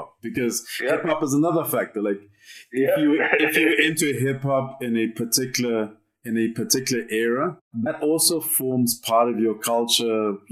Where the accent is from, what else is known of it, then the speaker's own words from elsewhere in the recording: Maseru, Maseru District, Lesotho; okay, I didn't grow up in South Africa. I grew up in Maseru.